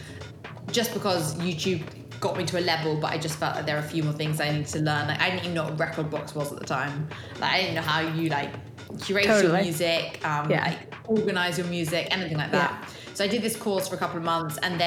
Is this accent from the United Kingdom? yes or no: yes; London, United Kingdom; also born or lived in Bristol; I'm from London